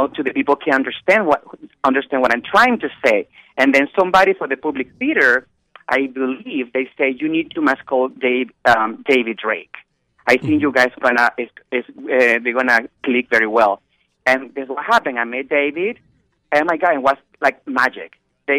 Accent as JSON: {"language": "English", "country": "Venezuela", "tie": "born or raised there", "second_language": "English", "moved": "as an adult", "lives_now": "New York City, United States", "said": "when I grew up in Venezuela"}